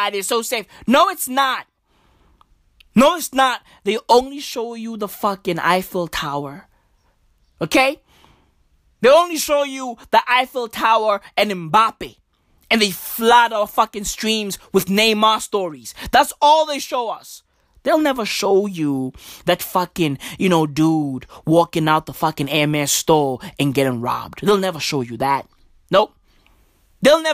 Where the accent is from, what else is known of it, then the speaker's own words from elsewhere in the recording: South Africa; also born or lived in Canada; I'm in South Africa right now. I'm South African